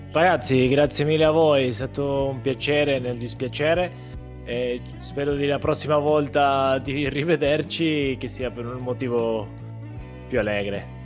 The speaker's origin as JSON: {"language": "Italian", "country": "Argentina", "moved": "yes", "lives_now": "Italy", "said": "come argentino"}